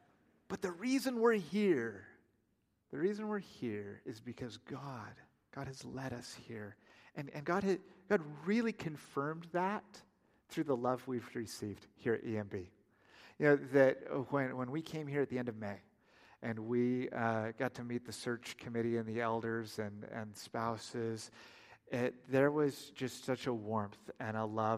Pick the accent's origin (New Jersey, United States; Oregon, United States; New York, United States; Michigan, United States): Oregon, United States; now in Oklahoma, United States; it comes out in conversation that we're from Oregon. And without missing a beat, everybody just says, "Why on earth did you move to Oklahoma?"